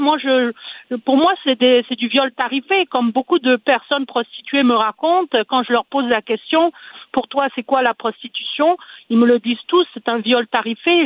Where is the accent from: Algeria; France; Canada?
Canada; Quebec; chez nous au Québec